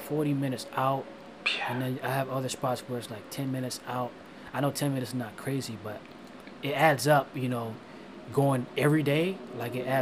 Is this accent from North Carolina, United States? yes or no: no; Florida, United States; I'm from Florida. It's hot